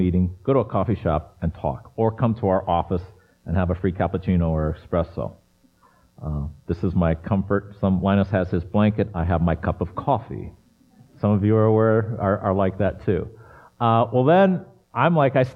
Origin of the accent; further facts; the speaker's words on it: United States; moved away as an adult; now in Kralupy, Czech Republic; I'm American